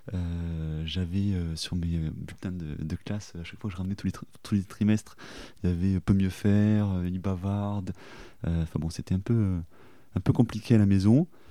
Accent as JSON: {"language": "French", "town": "Toulouse", "region": "Occitania", "country": "France", "tie": "born or raised there", "also_born_or_lived": "Périgueux / Australia", "moved": "as an adult", "said": "je suis né à Périgueux, mais j'ai fait toute ma vie à Toulouse"}